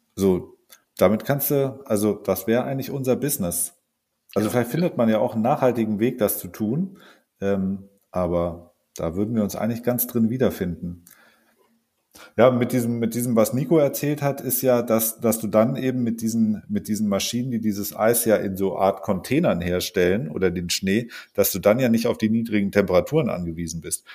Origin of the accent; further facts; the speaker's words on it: Allgäu, Bavaria, Germany; in meiner Heimat da im Allgäu